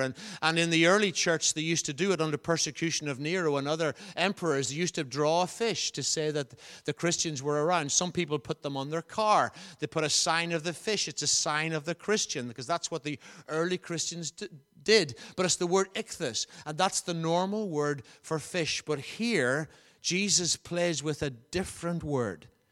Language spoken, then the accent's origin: English; Enniskillen, Northern Ireland, United Kingdom; moved away; also born or lived in Belcoo/Blacklion; I, I ca, come from Enniskillen, as you know. I was born in Black Lion